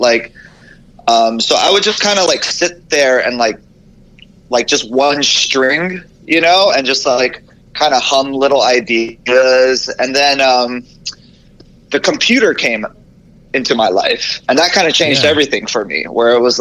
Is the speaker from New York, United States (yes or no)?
no; Oahu, Hawaii, United States; moved away; also born or lived in Hilo, Hawaii; I was born on Hilo and then grew up in Oahu, like the North Shore